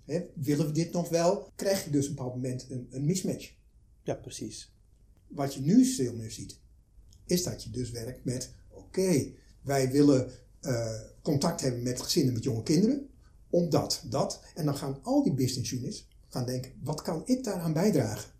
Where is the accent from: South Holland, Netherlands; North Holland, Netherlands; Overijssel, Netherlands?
Overijssel, Netherlands; Twente; ik kom uit Twente